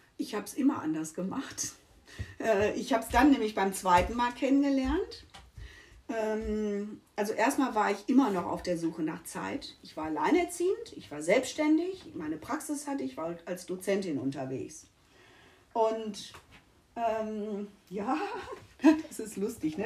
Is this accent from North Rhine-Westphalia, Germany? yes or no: yes; Essen, North Rhine-Westphalia, Germany; moved away as an adult; also born or lived in Mülheim; now in Mallorca, Spain; Aus NRW, gebürtig Essen und äh, nach Mülheim gezogen